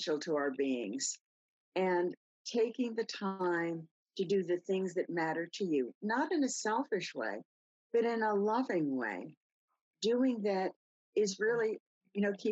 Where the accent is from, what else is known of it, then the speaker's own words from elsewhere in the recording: New York City, New York, United States; I grew up in New York City. I grew up on the sidewalks.